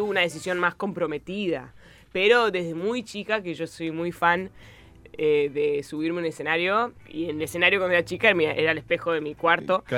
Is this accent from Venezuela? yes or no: no; Béccar, Buenos Aires Province, Argentina; first language Spanish; also born or lived in United States / England; Yo nací en el Mater Day